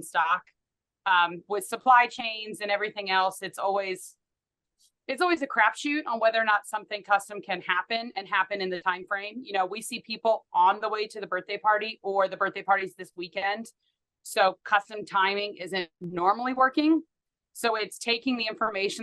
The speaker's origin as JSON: {"language": "English", "town": "Pittsburgh", "region": "Pennsylvania", "country": "United States", "tie": "born or raised there", "moved": "as an adult", "lives_now": "Wichita, United States", "said": "I grew up in Pittsburgh, Pennsylvania."}